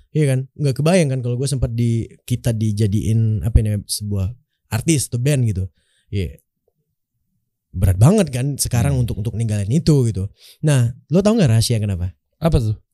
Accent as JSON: {"language": "Indonesian", "town": "Pekanbaru", "region": "Riau", "country": "Indonesia", "tie": "born or raised there", "also_born_or_lived": "Bengkalis", "said": "gue dari gue dari Pekanbaru dari kecil emang di Pekanbaru gue di Pekanbaru lahir di sebuah kabupaten di, uh, di Kabupaten Riau itu"}